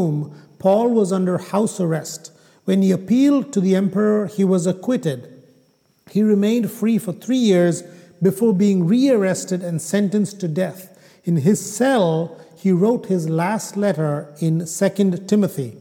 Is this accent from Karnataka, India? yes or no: no; Kerala, India; first language Malayalam; English is a second language; moved away; my home state in India, in Kerala